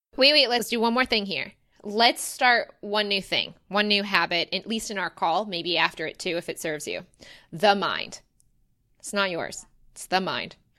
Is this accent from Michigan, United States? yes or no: yes; Rochester, Michigan, United States; I'm actually from Rochester, Michigan, which is Metro Detroit